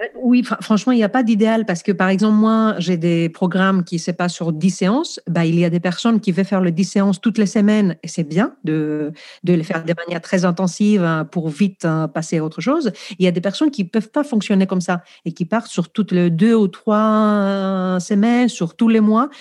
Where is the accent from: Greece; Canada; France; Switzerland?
Greece; accent: Greek; French is a second language; moved away; je suis grec, je pense que vous l'avez compris déjà par mon accent